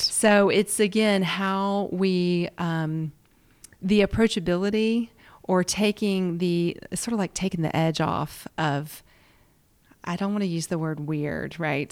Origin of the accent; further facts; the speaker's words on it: the South, United States; accent: Southern; also born or lived in Washington, D.C.; born and raised in the South